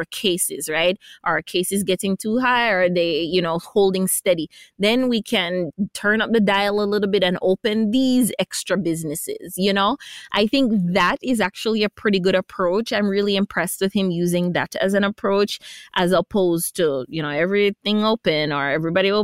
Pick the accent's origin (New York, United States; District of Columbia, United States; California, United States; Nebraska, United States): New York, United States; New York City; moved away; also born or lived in Caribbean; I grew up in New York City